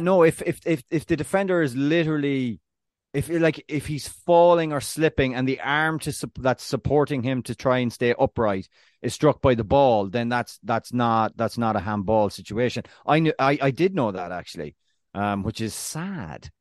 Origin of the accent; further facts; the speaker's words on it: Ireland; being Irish